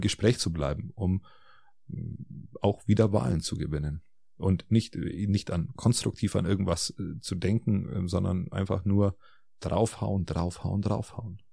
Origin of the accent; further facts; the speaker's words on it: Germany; bei uns in Deutschland